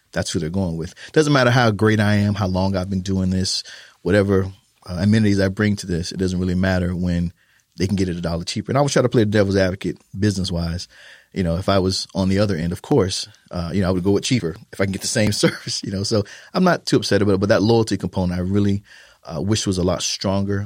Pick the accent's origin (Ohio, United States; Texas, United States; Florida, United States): Florida, United States; Fort Lauderdale; moved away as an adult; also born or lived in Germany; now in San Antonio, United States; I'm originally from Florida